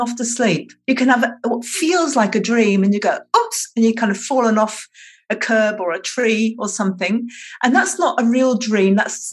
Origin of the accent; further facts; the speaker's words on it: England, United Kingdom; now in Tasmania, Australia; I was born in England, I now live in Australia, and I live on the island of Tasmania